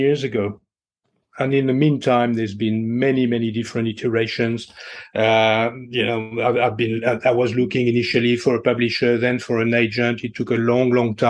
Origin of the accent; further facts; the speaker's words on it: France; English is a second language; moved away as an adult; now in Australia; I grew up in France